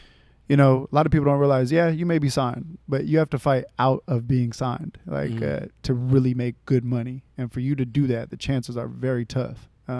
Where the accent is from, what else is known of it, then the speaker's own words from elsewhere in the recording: Sacramento, California, United States; So I'm born and raised in Sacramento. Mm-hmm. Love Sac. You know, I'm here. Grew up in the North area. Gardenland, specifically, a lot of people know about it. Northgate, Northgate Boulevard over there.